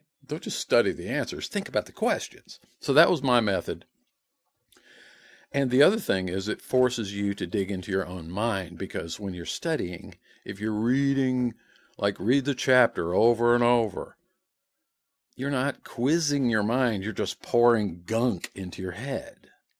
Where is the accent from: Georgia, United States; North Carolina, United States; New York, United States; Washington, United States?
Georgia, United States; Rex; I'm from Rex, Georgia.